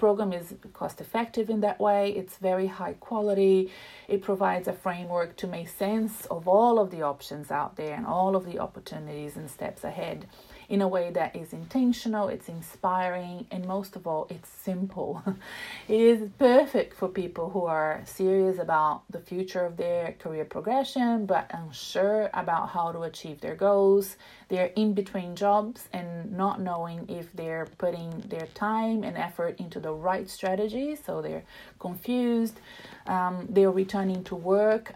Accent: Brazil; now in Melbourne, Australia; I come from Brazil

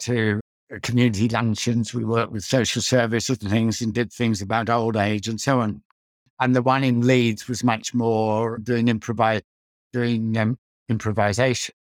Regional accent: Australia; moved away as an adult; also born or lived in Netherlands; I grew up in Australia and went to an all-boys school

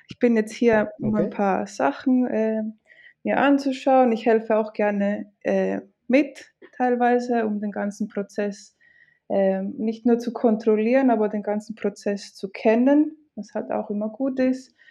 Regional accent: Greece; first language Greek; Äh, ich bin in Griechenland tatsächlich aufgewachsen und geboren. Ähm, und also mein Griechisch und mein Deutsch sind meine

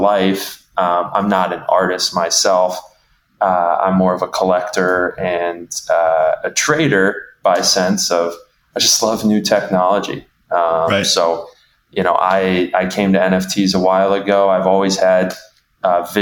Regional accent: Midwest, United States; I am from the Midwest. I am from the heartland of the U.S.

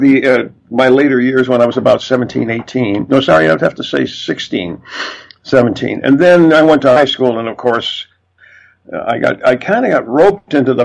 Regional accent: Mount Morris, New York, United States; moved away as an adult; now in Canada; I was born in Mount Morris, New York, which is a little town, about 4,000 people at the time I was born, about 36 miles south of Rochester, New York

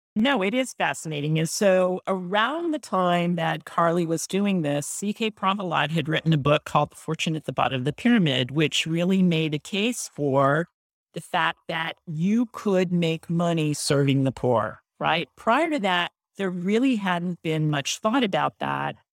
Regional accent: San Francisco Bay Area, California, United States; I grew up in the San Francisco Bay Area

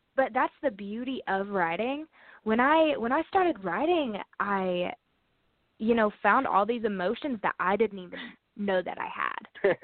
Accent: Hendersonville, North Carolina, United States; I'm from Hendersonville, North Carolina. Um, grew up on a farm

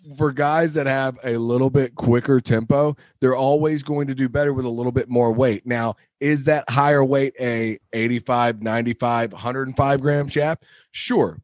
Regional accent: Wilmington, United States; the club I grew up at in Wilmington

